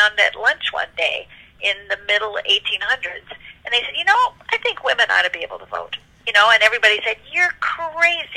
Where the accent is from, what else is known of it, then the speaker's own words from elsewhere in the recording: United States; I'm an American